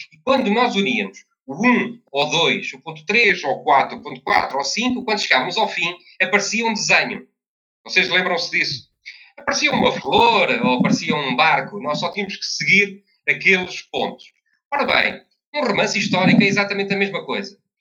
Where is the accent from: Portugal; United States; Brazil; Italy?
Portugal; Covilhã, Centro; na Covilhã, que é a minha terra